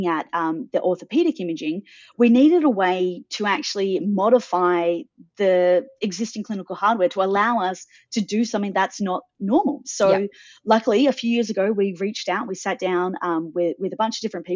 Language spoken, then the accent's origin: English; Adelaide, South Australia, Australia; now in Sydney, Australia; I grew up in Adelaide. I now live in Sydney.